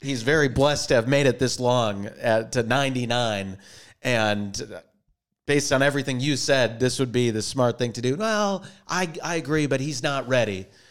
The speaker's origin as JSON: {"language": "English", "region": "Minnesota", "country": "United States", "tie": "born or raised there", "also_born_or_lived": "Boston", "moved": "as an adult", "lives_now": "Los Angeles, United States", "said": "from Minnesota, born and raised there, and went to college out in Boston, East Coast"}